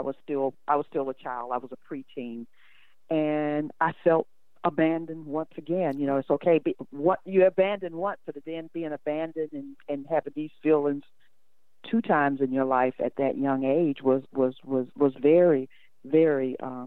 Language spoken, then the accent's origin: English; Michigan, United States; I'm originally from Michigan. I was born in 1953.